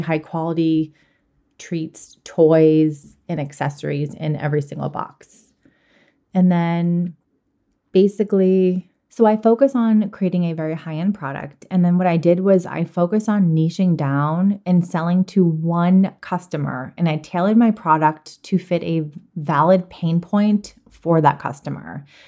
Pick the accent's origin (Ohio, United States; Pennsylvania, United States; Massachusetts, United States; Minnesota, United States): Massachusetts, United States; Boston; I am originally from Boston